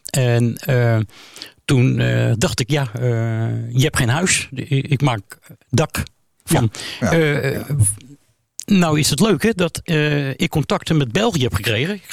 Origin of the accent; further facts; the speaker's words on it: The Hague, South Holland, Netherlands; now in Amsterdam, Netherlands; Ik kom uit Den Haag.